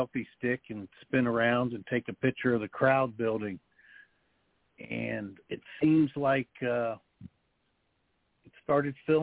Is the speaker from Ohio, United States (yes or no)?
yes; Dayton, Ohio, United States; I'm born and raised in Dayton, Ohio. Lived here all my life